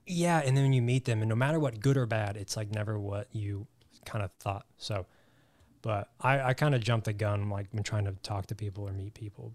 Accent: Southwest Missouri, United States; moved away as an adult; now in Los Angeles, United States; I grew up in Southwest Missouri. Grew up on a farm

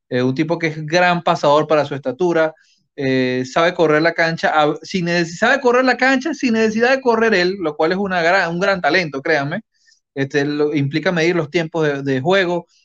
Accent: Maturín, Monagas, Venezuela; ¡De mi tierra. Saludos, Wilfred. Tienes un paisano, un paisano apoyando al

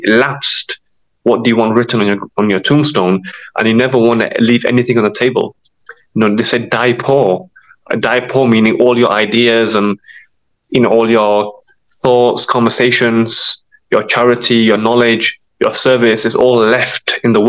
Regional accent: Sheffield, Yorkshire and the Humber, United Kingdom; I'm from Sheffield.

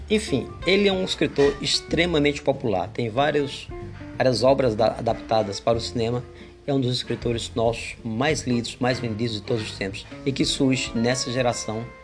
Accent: Brazil

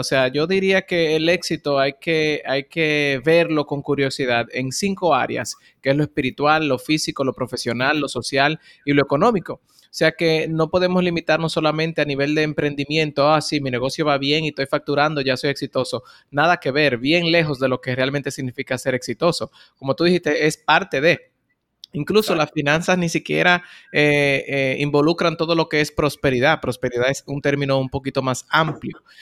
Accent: Bonao, Monseñor Nouel, Dominican Republic; now in Santo Domingo, Dominican Republic; Yo soy oriundo de Bonao, una ciudad en el centro de la República Dominicana

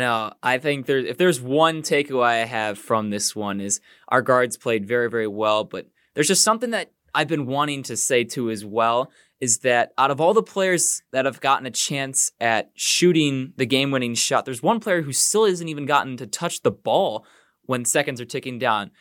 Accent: Illinois, United States; as we are from Illinois

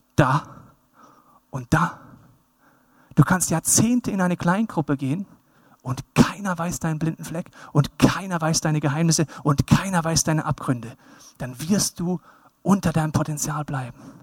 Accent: Bavaria, Germany; Ich mag mein Heimatland Bayern

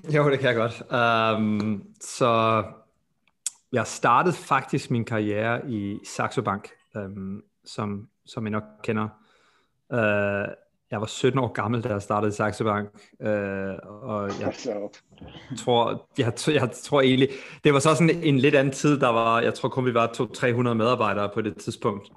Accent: Denmark; now in United States

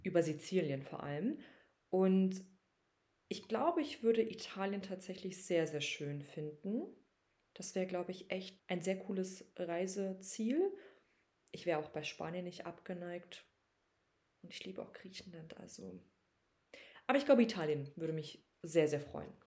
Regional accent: Berlin, Germany; nicht in Berlin geboren, aber aufgewachsen. Deshalb würde ich schon sagen, dass Berlin auf jeden Fall meine Heimatstadt ist

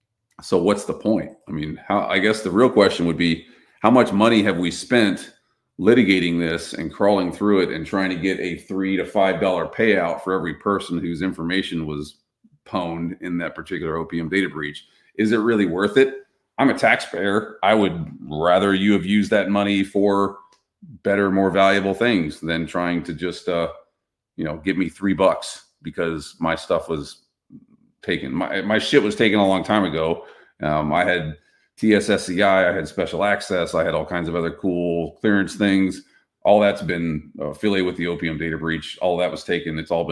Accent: Texas, United States; I grew up in Navarro County, Texas.

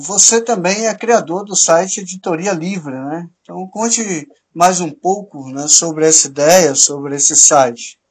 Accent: Piaú, Minas Gerais, Brazil; somos daqui da cidade de Piaú

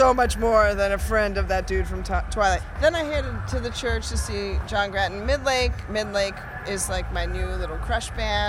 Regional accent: Seattle, Washington, United States; moved away; my hometown.

